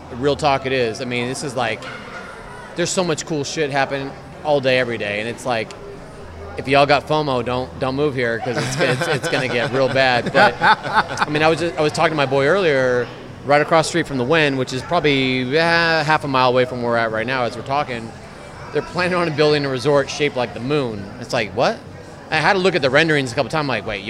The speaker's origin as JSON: {"language": "English", "region": "Southern California", "country": "United States", "tie": "born or raised there", "moved": "as an adult", "lives_now": "Las Vegas, United States", "said": "I mean, I grew up in Southern California with a Disneyland pass"}